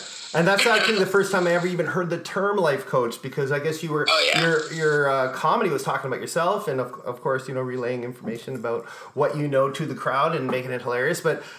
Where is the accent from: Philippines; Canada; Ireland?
Ireland; Oh my God, I'm Irish. I've never heard of Gaelic football.